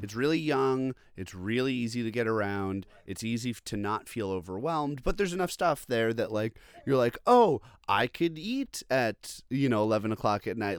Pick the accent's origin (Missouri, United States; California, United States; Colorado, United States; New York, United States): New York, United States; Long Island; also born or lived in Boston; now in Brooklyn, United States; I'm from Long Island originally